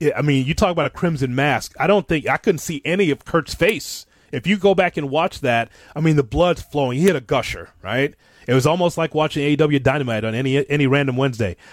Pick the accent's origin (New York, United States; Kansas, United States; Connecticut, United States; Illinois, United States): Illinois, United States; Chicago; I'm from Chicago and I'm, so I'm from AWA country